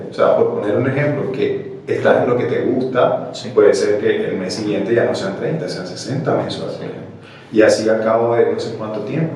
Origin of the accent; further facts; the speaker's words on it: Barranquilla, Atlántico, Colombia; accent: costeño; moved away as an adult; now in Santa Cruz, Bolivia; Soy de Colombia. Okay soy de Barranquilla.